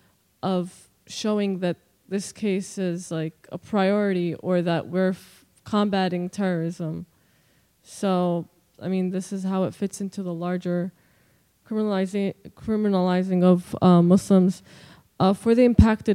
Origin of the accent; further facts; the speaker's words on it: New Jersey, United States; I'm from South Jersey